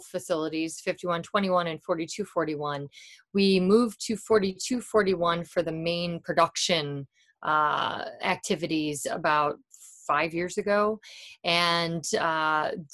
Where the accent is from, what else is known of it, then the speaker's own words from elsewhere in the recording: Chicago, Illinois, United States; I grew up in Wrigleyville before there were lights.